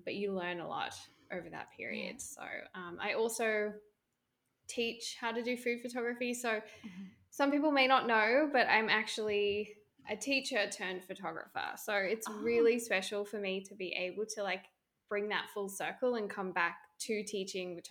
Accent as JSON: {"language": "English", "country": "Australia", "moved": "as an adult", "lives_now": "Vancouver, Canada", "said": "I'm an Australian. I currently live in Vancouver, Canada"}